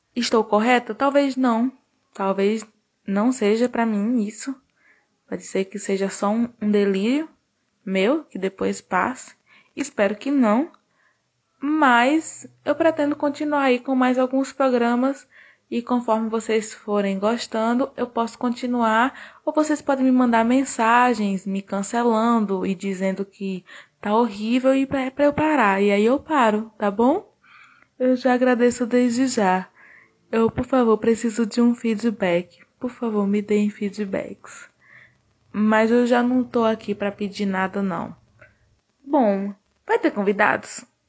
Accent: Northeast Region, Brazil; eu sou brasileira e sou nordestina

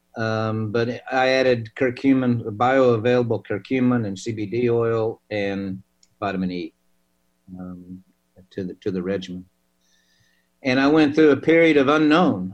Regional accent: Oklahoma, United States; I'm from Oklahoma.

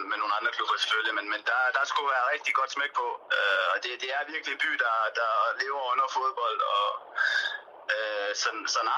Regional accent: Denmark; moved away as an adult; also born or lived in Turkey / Spain; now in Cardiff, United Kingdom; man kender det jo selv som, som dansker.

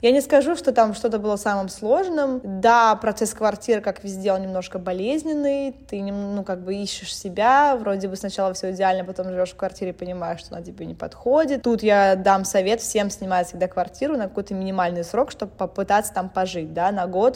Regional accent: United States; moved away; also born or lived in Russia; я выросла в США

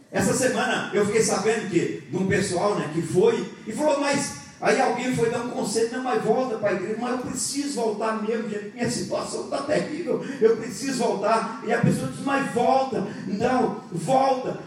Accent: Bahia, Brazil; moved away; Eu sou baiano, lá na Bahia eu tomava café. Eu vim para aqui agora eu tomo chimarrão

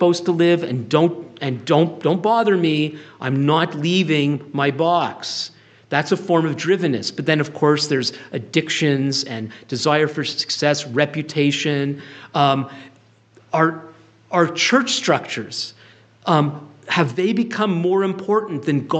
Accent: Ottawa, Ontario, Canada; I'm from Ottawa

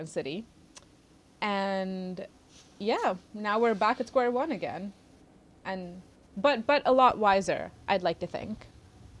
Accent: India; moved away as an adult; I'm international, I'm from India

